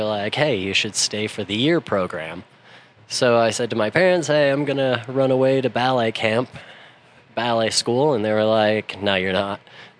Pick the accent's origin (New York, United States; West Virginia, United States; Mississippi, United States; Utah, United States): Utah, United States; Salt Lake City; born or raised there; also born or lived in Albuquerque, New Mexico / Belgium